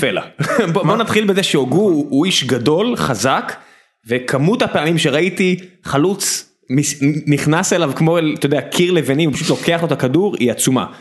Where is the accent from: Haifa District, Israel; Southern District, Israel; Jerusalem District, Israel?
Southern District, Israel; Beersheba; גדלתי לידו בבאר שבע